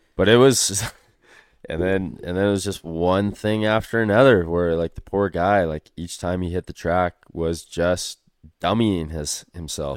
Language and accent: English; Canada; we didn't have any distinct Canadian accents by any means and didn't tell people we're Canadian